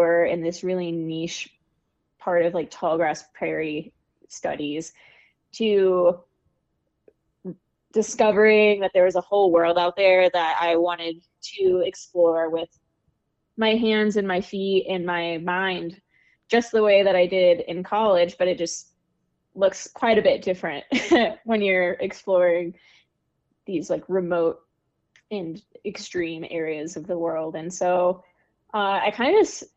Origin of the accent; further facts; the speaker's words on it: Kansas, United States; moved away as an adult; now in Colorado, United States; I'm from Kansas originally, but I've bopped around quite a bit and made a home for myself in Colorado after graduating from college.